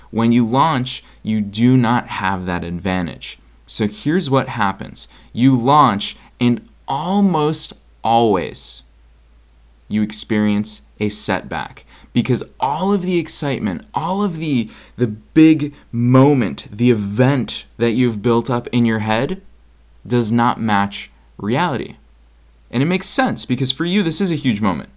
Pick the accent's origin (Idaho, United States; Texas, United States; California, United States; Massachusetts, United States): Massachusetts, United States; Boston; moved away; I'm actually recording from Boston, Massachusetts, which is where I grew up